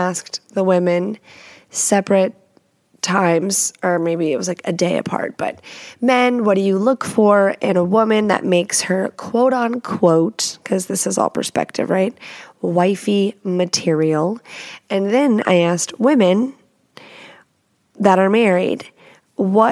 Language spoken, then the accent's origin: English; Texas, United States; moved away as an adult; now in Washington, United States; I am not a native, but I've lived here almost 6 years and that's fucking unheard of. I'm a Texan, Texas at heart forever and fucking ever.